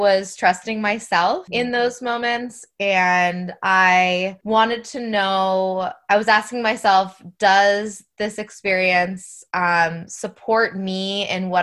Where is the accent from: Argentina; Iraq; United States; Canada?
United States; New Hampshire; moved away as an adult; now in Florida, United States; I'm originally from New Hampshire, but I am a New Hampshire to Florida transplant. We've been in Florida for about 12 years